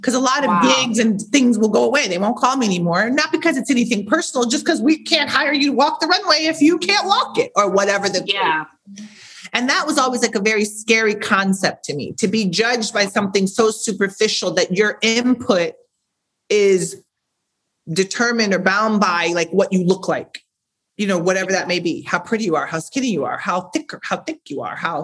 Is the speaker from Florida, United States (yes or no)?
no; St. Louis, Missouri, United States; moved away; I'm from St. Louis, Missouri. I started modeling locally, probably 10, 11 years